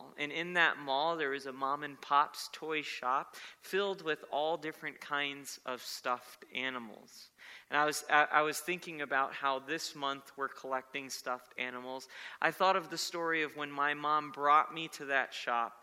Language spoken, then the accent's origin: English; South Florida, United States; when I was a boy growing up in South Florida, we had moved to a new town